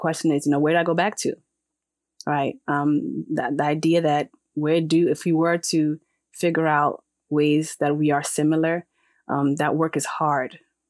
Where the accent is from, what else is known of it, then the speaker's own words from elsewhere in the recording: Ghana; So I'm not a Black woman in Ghana, right? I am a Khan. I have roots and history.